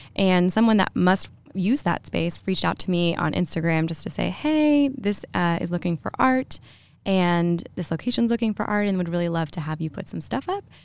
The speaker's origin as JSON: {"language": "English", "town": "Lexington", "region": "Kentucky", "country": "United States", "tie": "born or raised there", "said": "I'm from Lexington. I grew up here"}